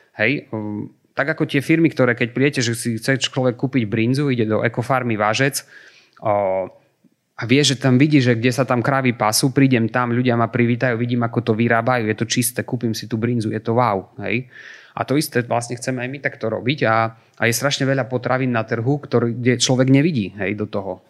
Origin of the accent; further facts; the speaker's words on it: eastern Slovakia, Slovakia; ja, ja som z východu